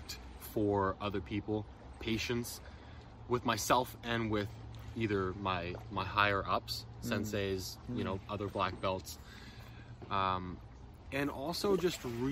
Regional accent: Ottawa, Ontario, Canada; growing up in Ottawa

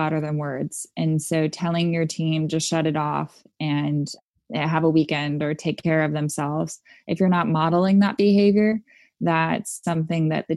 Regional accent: Southern California, United States; I grew up in Southern California

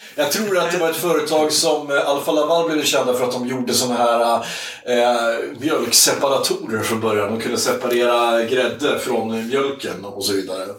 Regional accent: Iggesund, Gävleborg County, Sweden; i Iggesund där jag kommer ifrån

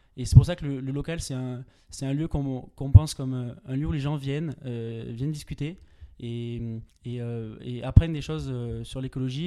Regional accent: Pyrenees, France; moved away as an adult; je viens des Pyrénées

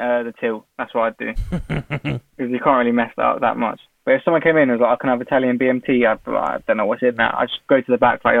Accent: Newport Pagnell, South East England, United Kingdom; I loved it. There's not much to do here. So you just kind of make your own fun, I guess. There's nothing really.

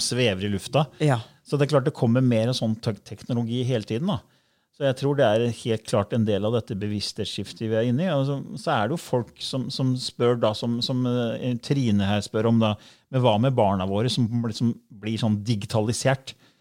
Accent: Fredrikstad, Østfold, Norway; jeg er fra Fredrikstad

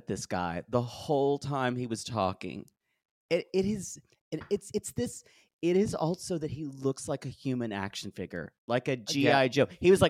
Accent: Turkey; Hey, what's up, bros? I am … from Turkey.

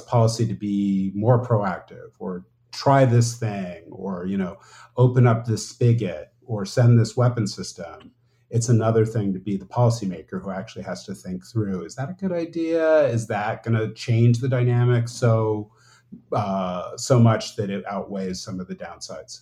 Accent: Los Angeles, California, United States; moved away as an adult; growing up in Los Angeles

